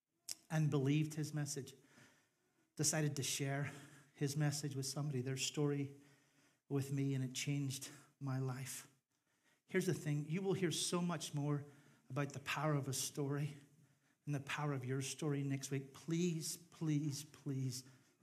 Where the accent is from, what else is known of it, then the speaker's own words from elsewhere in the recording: Northern Ireland, United Kingdom; moved away as an adult; I was part of a minority group of people because I was from Northern Ireland